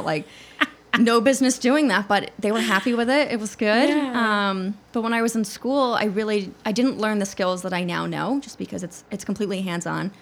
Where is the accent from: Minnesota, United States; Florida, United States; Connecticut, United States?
Connecticut, United States; I'm from Connecticut originally